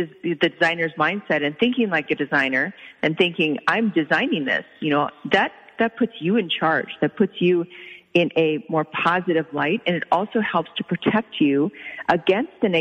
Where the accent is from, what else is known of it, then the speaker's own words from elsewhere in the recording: Oklahoma, United States; I grew up in Oklahoma